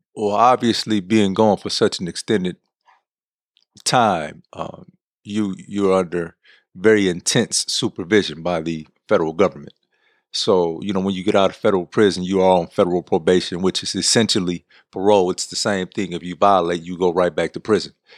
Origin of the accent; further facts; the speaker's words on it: San Francisco, California, United States; I was born and raised in San Francisco